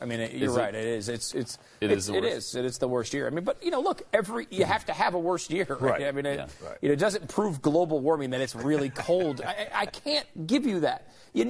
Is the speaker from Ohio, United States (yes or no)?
no; Connecticut, United States; also born or lived in New York / Pennsylvania; now in Texas, United States; I grew up in the Northeast, in these areas, in Connecticut mainly, and also New York, and lived in Pennsylvania as well in my life.